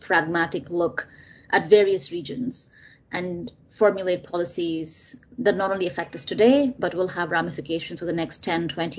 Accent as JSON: {"language": "English", "town": "Chennai", "region": "Tamil Nadu", "country": "India", "tie": "born or raised there", "moved": "as an adult", "lives_now": "United States", "said": "I was someone who was born and raised in India. I'm an immigrant to this country, and I've made America my home. And I'm American now, and I'm Indian and I'm American."}